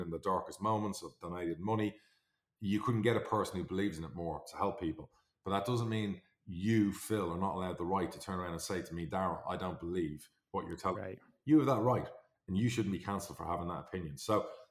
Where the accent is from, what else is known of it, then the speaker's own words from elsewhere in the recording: Ireland; I'm Irish.